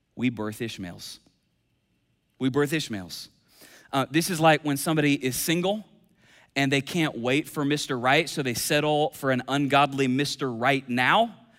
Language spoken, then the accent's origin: English; Kentucky, United States; I'm from Kentucky